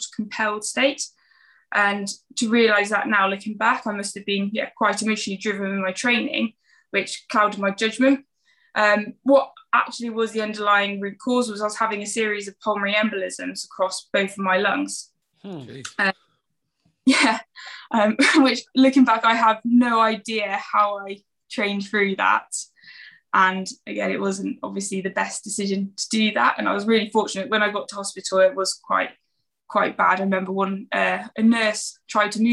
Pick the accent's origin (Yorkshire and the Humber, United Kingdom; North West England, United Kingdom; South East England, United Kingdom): South East England, United Kingdom; Oxford; also born or lived in Warwickshire; now in Cheltenham, United Kingdom; I'm from Oxford originally, and I've moved around a fair few different places